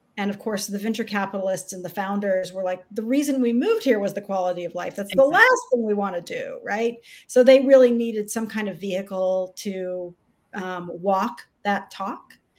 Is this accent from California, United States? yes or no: no; Austin, Texas, United States; Austin was a small town when I was young